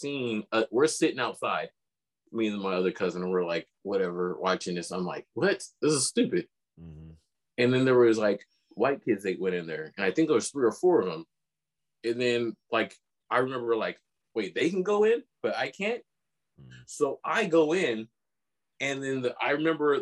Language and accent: English; Elk Grove, California, United States; also born or lived in El Centro; growing up in El Grove, though, back in the farm days